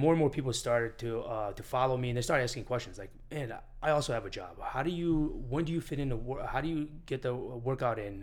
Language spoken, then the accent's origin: English; Syracuse, New York, United States; moved away as an adult; also born or lived in Armenia / Miami Beach; now in Miami, United States; I grew up in Syracuse, New York